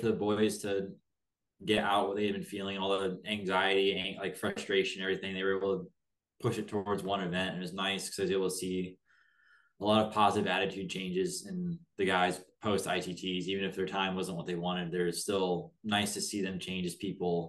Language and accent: English; South Bend, Indiana, United States; I'm from South Bend, Indiana